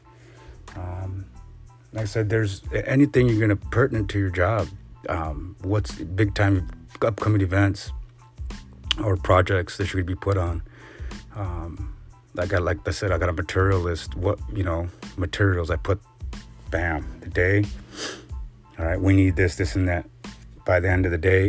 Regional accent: West Coast, United States; I'm from the West Coast

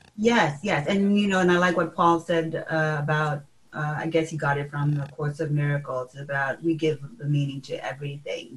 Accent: Fiji; I was born in Fiji and um, born and raised

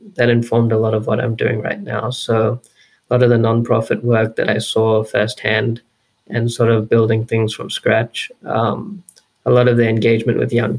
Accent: Brisbane, Queensland, Australia; I was born and raised in Brisbane, here in Queensland, Australia

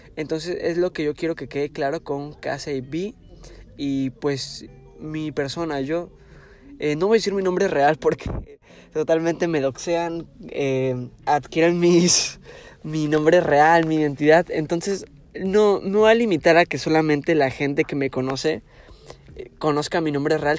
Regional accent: Tijuana, Baja California, Mexico; Yo soy aquí de Tijuana, ciudad de Tijuana de Baja California, México

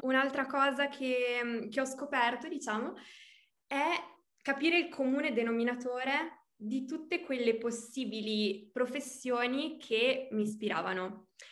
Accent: Reggio Emilia, Emilia-Romagna, Italy; also born or lived in Argentina; sono nata a Reggio Emilia, quindi sono emiliana

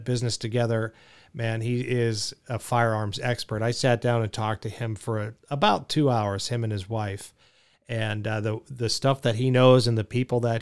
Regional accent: Arizona, United States; I'm from Arizona, so it's very much Wild West

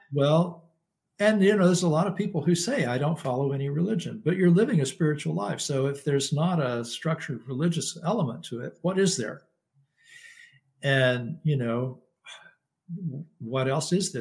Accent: Lubbock, Texas, United States; now in Florida, United States; where I grew up in Lubbock, Texas

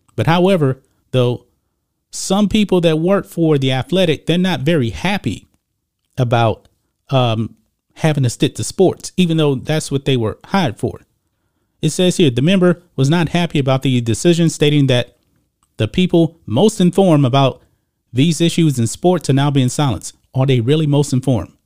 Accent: Texas, United States; also born or lived in Lake Charles, Louisiana; I'm from Texas

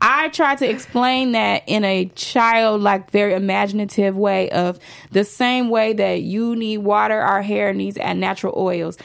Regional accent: Chicago, Illinois, United States; moved away as an adult; now in Los Angeles, United States; I'm a girl from the south side of Chicago

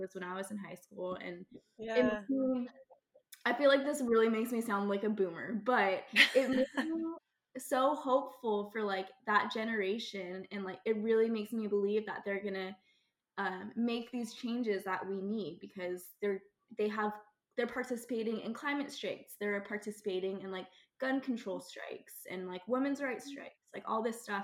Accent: Texas, United States; I grew up in Texas, which is like the capital of barbecue.

